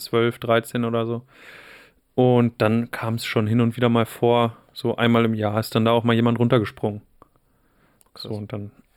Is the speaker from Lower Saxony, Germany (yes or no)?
yes; Wolfsburg, Lower Saxony, Germany; Wolfsburg hatte eine Zeit lang auch ganz schön krasse Ecken